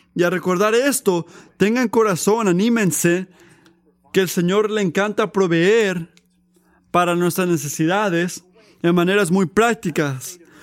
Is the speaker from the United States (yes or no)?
yes; United States; como, americanos